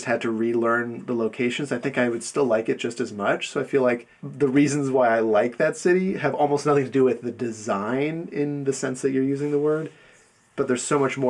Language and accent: English; United States; as an American going there